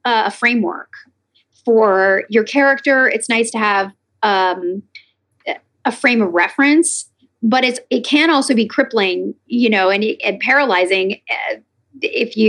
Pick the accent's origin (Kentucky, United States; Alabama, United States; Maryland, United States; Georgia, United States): Kentucky, United States; Lexington; also born or lived in New York / Nashville, Tennessee; now in California, United States; I'm from Lexington, Kentucky